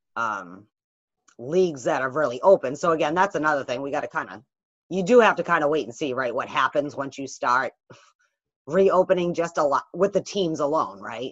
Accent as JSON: {"language": "English", "region": "New England", "country": "United States", "tie": "born or raised there", "said": "I grew up in New England."}